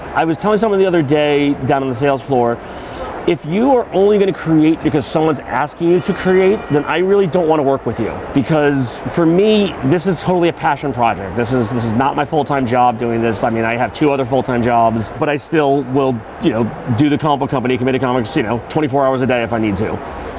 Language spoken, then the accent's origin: English; New York, United States; And I grew up in New York, and they had much smaller conventions out there that I would go to all the time.